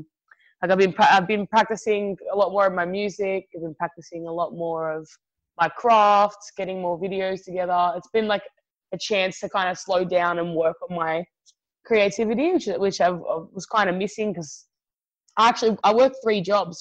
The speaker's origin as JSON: {"language": "English", "country": "Australia", "said": "I'm Italian too, you know? I'm Italian Aussie, so we always look out for our own, you know?"}